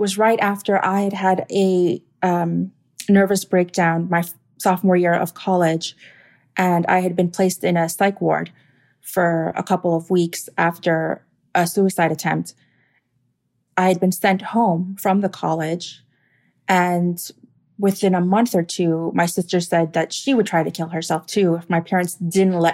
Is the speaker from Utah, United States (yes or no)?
no; Miami, Florida, United States; also born or lived in North Carolina; I'm from Miami.